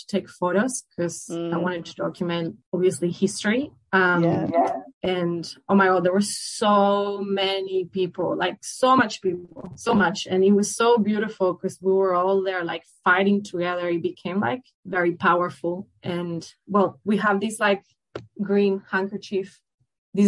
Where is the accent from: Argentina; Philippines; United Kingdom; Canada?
Argentina; Buenos Aires; moved away as an adult; now in Melbourne, Australia; I'm Argentinian from Buenos Aires